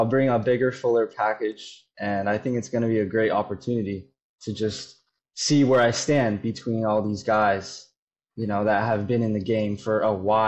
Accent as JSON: {"language": "English", "region": "Florida", "country": "United States", "tie": "born or raised there", "said": "I was born and raised in Florida"}